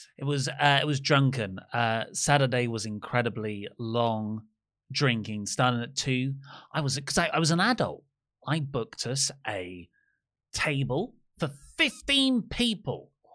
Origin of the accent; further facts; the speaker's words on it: Dartford, South East England, United Kingdom; this is my school friends, you know, we grew up in Dartford